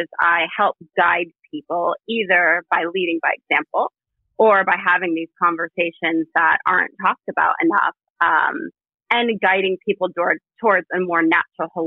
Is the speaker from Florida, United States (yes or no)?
yes; Florida, United States; accent: American; also born or lived in New York; I was born in New York, but we moved to Florida when I was about 10 years old.